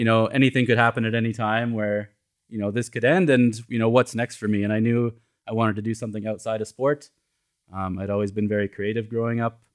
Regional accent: Edmonton, Alberta, Canada; moved away as an adult; now in Los Angeles, United States; I grew up in Canada

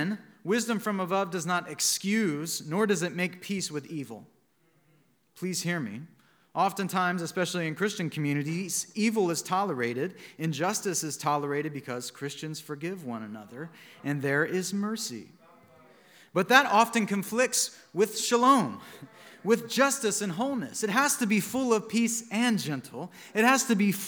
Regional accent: Montgomery, Alabama, United States; my hometown of Montgomery, Alabama

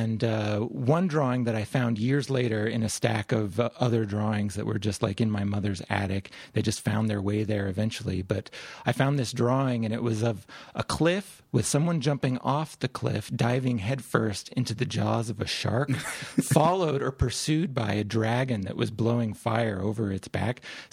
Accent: Utah, United States; also born or lived in Louisiana; I grew up in the West. I grew up in Utah.

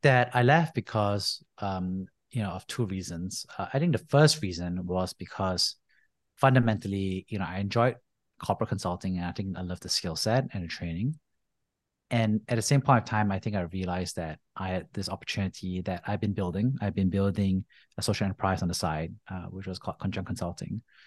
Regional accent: Singapore; moved away as an adult; I grew up in Singapore

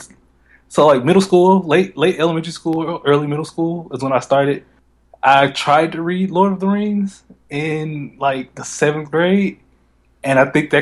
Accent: Memphis, Tennessee, United States; I'm from Memphis, Tennessee, when I was in elementary school here

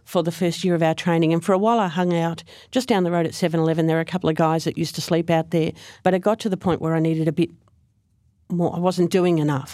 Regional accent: Frankston, Victoria, Australia; also born or lived in Gippsland; I actually grew up in Frankston, and I moved to Gippsland for, for work

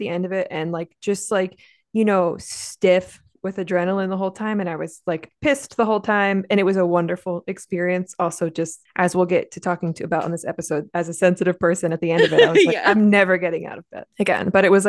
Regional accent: New Jersey, United States; now in Pennsylvania, United States; I'm an LPC from Pennsylvania, transplant from South Jersey. I'm a cishet white woman.

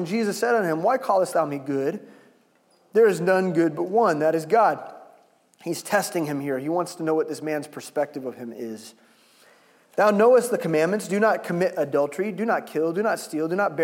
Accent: Lee's Summit, Missouri, United States; I grew up in Lee Summit

